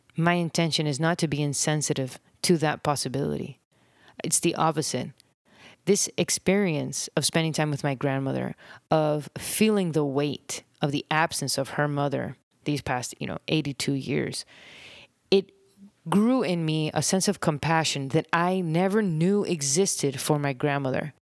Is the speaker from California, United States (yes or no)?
no; Miami, Florida, United States; now in Nicaragua; I grew up in Miami